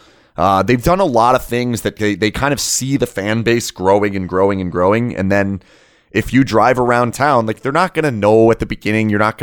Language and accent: English; Canada; also born or lived in Washington; now in Las Vegas, United States; This is better than where I was in Washington. This is better than where I grew up in Canada.